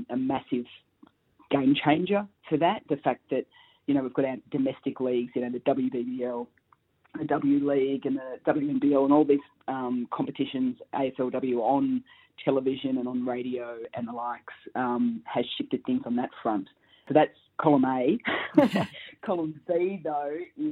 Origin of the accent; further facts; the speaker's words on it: Rutherglen, Victoria, Australia; also born or lived in Melbourne, Australia; I came from Rutherglen.